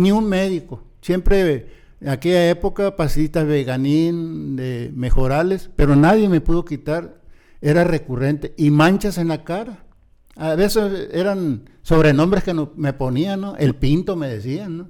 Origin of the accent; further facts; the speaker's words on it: Ciudad Obregón, Sonora, Mexico; yo nací, crecí mis primeros años en Ciudad Obregón